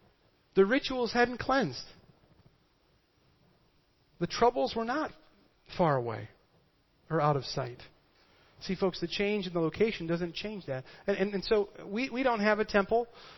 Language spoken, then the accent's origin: English; Midwest, United States; I am from the Midwest, and what we do is we take a scrub brush and we just scrub that up.